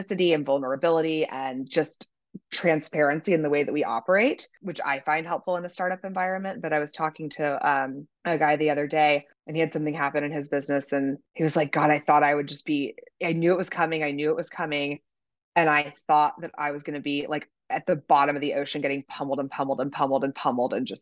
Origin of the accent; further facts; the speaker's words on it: Kansas City, Missouri, United States; I'm from Kansas City, so those were my high school and college jobs